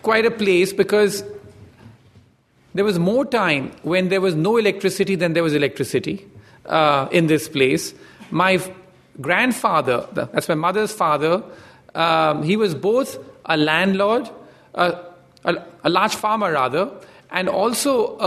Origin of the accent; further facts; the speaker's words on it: India; I grew up in India